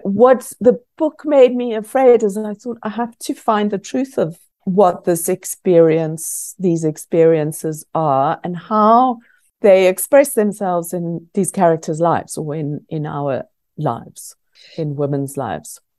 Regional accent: South Africa; also born or lived in Scotland; growing up in South Africa

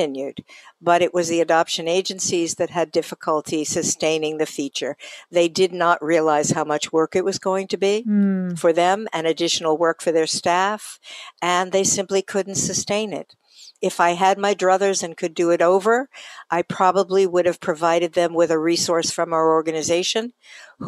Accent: New York, United States; moved away; I come from New York originally

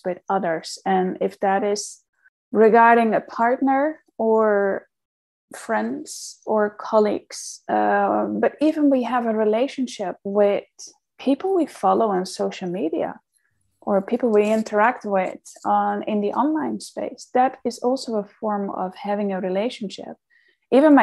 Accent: outside Amsterdam, North Holland, Netherlands; moved away; I grew up in the Netherlands, so I'm a very Dutch girl. I'm just from outside Amsterdam.

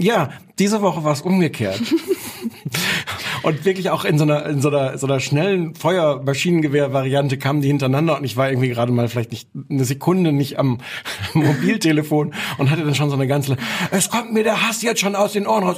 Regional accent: Osnabrück, Lower Saxony, Germany; weil ich komme aus Osnabrück, da hört man dann den NDR

